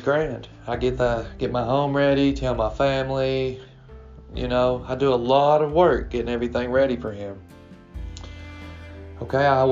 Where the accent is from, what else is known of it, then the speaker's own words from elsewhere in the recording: Kentucky, United States; I'm 35 from Kentucky